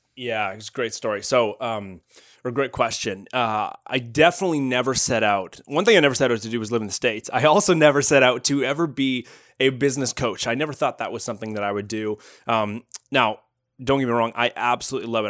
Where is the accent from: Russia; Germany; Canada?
Canada; moved away as an adult; also born or lived in Toronto; now in Northern California, United States; I'm actually Canadian